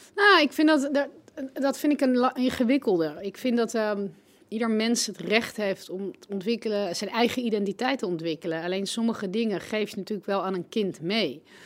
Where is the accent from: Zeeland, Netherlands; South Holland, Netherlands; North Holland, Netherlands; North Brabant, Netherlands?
North Holland, Netherlands; Amstelveen; ik groeide op in Amstelveen